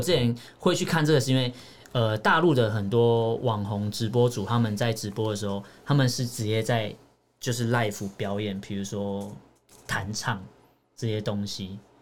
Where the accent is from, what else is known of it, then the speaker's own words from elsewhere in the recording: Taiwan; 我跟他说我们台湾跟他就以为我们是中国人。因为我们讲中文嘛